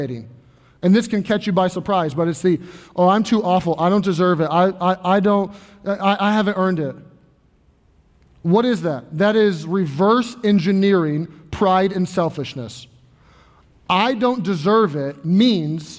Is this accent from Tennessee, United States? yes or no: no; Louisville, Kentucky, United States; I grew up in Louisville, Kentucky